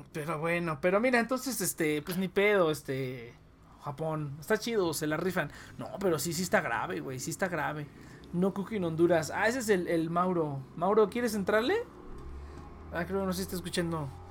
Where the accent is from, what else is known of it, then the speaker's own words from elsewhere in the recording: Mexico; somos mexicanos